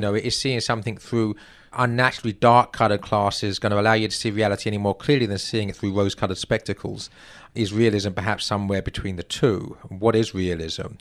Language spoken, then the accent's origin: English; England, United Kingdom; moved away as an adult; now in United States; I'm not an American. I'm an Englishman who, oh, I'm now a U S citizen, in fact, so I suppose I am an American.